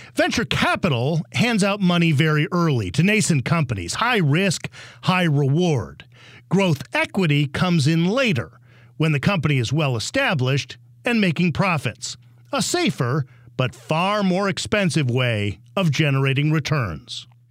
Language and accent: English; Illinois, United States; I'm from Illinois